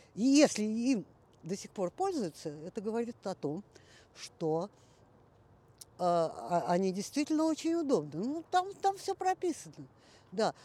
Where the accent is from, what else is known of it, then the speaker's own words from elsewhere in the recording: Moscow, Russia; also born or lived in Central Asia; когда мне было полгода, родители вернулись в Москву, так что всю свою жизнь я, в общем-то, за минусом этих шести месяцев я живу в Москве